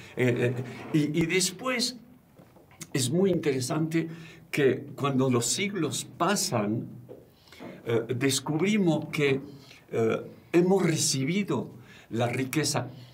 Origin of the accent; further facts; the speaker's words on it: France; moved away; vengo de Francia